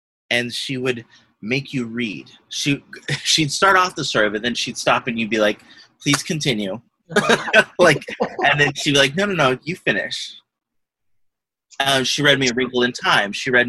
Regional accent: Astoria, United States; So that's what it was like growing up in Astoria. It was both beautiful and wonderful and absolutely fucking terrifying.

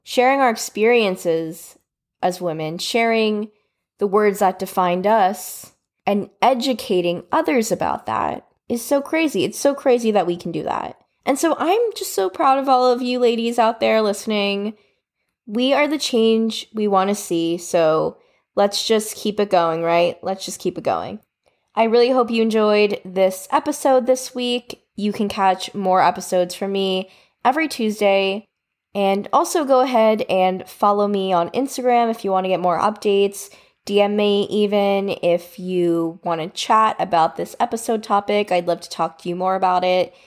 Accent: United States; I was born and raised in America

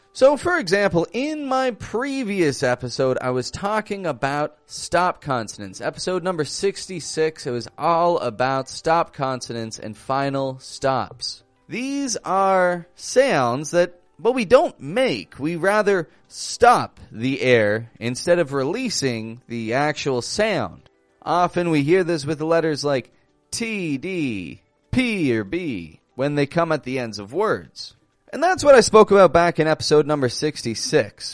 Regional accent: Toronto, Ontario, Canada; I'm from Toronto, Canada

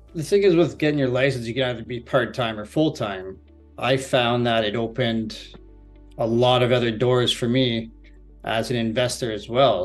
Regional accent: Barrie, Ontario, Canada; I'm from Barrie, Ontario. I've lived here for approximately 29 years now

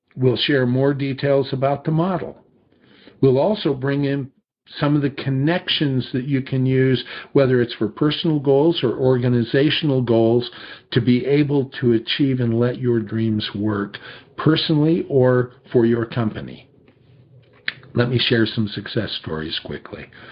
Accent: two miles from Disney Studios, California, United States; I had grown up just two miles from Disney Studios

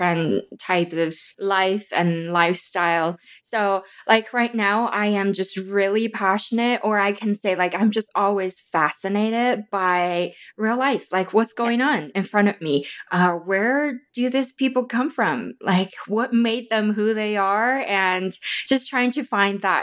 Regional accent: Wuhan, Hubei, China; now in Phoenix, United States; I was born and raised in China

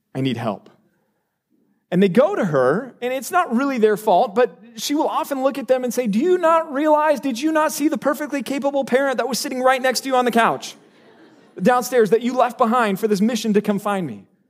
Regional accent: Texas, United States; moved away; I'm from Texas

